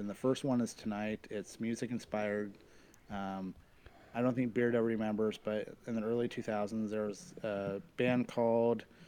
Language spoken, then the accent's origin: English; Ceres, California, United States; our friends in Ceres, California at Blaker Brewing, my hometown brewer